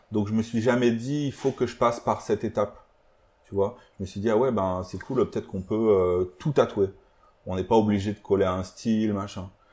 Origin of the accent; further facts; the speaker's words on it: Aveyron, Occitania, France; on vient d'une petite ville de l'Aveyron